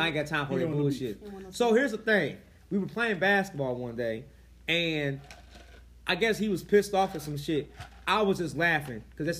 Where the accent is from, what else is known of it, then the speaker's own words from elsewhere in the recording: St. Louis, Missouri, United States; Nigga, I'm from St. Louis.